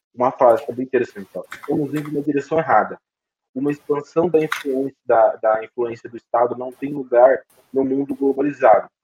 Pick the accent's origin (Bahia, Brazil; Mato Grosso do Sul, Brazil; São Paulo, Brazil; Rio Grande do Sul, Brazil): São Paulo, Brazil; Presidente Venceslau; na cidade de onde eu sou natural, presidente Venceslau